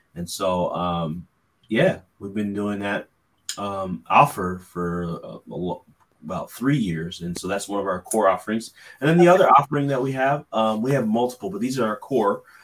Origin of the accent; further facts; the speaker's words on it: California, United States; now in Philadelphia, United States; I'm originally from California